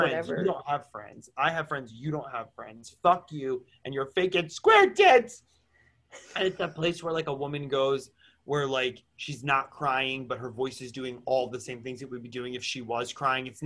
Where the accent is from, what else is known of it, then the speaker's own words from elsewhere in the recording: Wayne, New Jersey, United States; now everyone's going to know I'm the bitch from Wayne, New Jersey that did